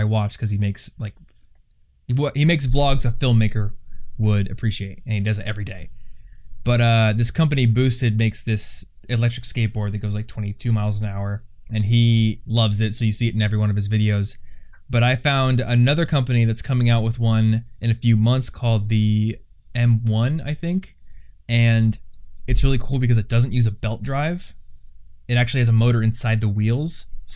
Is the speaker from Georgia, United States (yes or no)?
no; Iowa, United States; I'm from Iowa